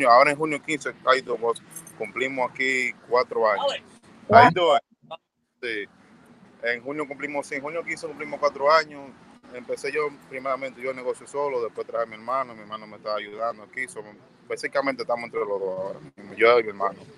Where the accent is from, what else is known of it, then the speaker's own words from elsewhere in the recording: Dominican Republic; Como siendo hispano, bodeguero dominicano también